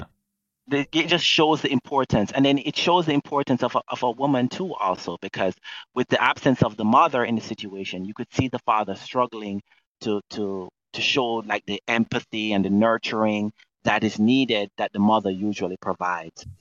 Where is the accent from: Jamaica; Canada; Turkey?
Jamaica; now in United States; I'm Jamaican